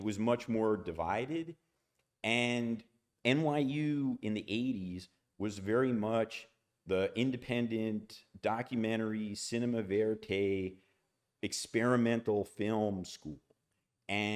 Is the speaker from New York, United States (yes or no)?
yes; New York City, New York, United States; I'm from Brooklyn